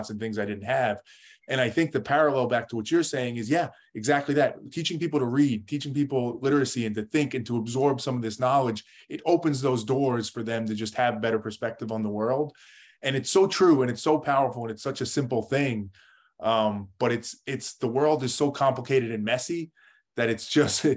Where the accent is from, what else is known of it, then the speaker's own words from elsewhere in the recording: New York, United States; I lived in kind of a middle-class family in New York, right outside New York City